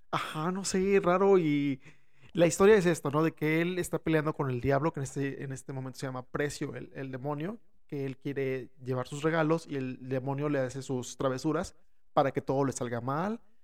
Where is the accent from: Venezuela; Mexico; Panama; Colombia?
Mexico; nosotros como mexicanos